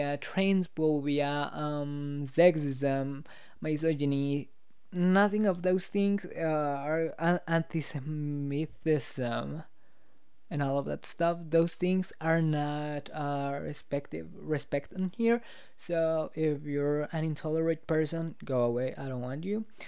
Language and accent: English; Mexico; English is a second language; I'm from Mexico. I'm from Mexico.